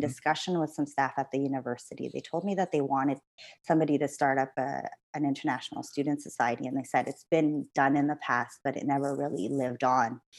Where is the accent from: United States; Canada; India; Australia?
Canada; moved away as an adult; also born or lived in Philippines; now in London, United Kingdom; I'm Canadian